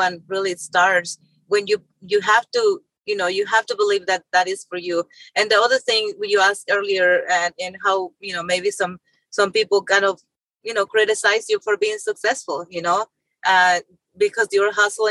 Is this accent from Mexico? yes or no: yes; Mexico; moved away as an adult; also born or lived in Tennessee; now in United States; my childhood growing up in Mexico and poverty.